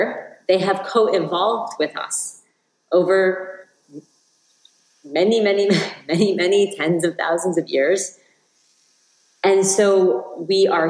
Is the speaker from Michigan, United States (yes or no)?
no; New York, United States; now in Venice, California, United States; I live in Venice, California, although I grew up in New York